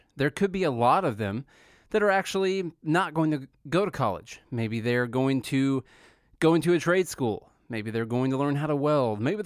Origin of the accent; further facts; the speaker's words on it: Southern Illinois, United States; moved away as an adult; Charlie and I are both from Southern Illinois